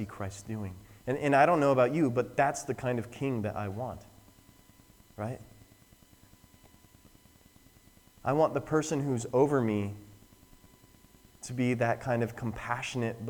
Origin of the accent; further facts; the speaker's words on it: Wyoming, United States; I'm from Wyoming